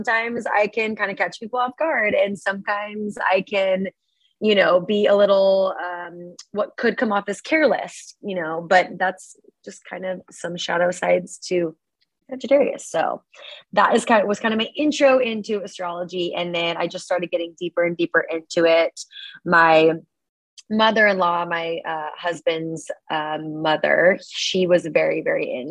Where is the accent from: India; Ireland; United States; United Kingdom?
United States; Portland, Oregon; moved away as an adult; also born or lived in Grapevine, Texas / Seattle, Washington / Eugene, Oregon; now in San Diego, United States; I've lived in Oregon basically my whole life. But I was born in Dallas, Texas, whereabouts, somewhere in there. It's called Grapevine, if anybody knows that. And then moved over when I was like 3 to Portland